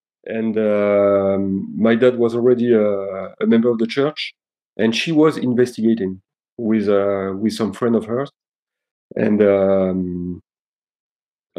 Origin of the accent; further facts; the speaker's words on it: Nîmes, Occitania, France; moved away; also born or lived in Belgium / Aix-en-Provence / Paris; when I was about two, they decided to move to south of France and to a place called Nîmes. And I grew up over there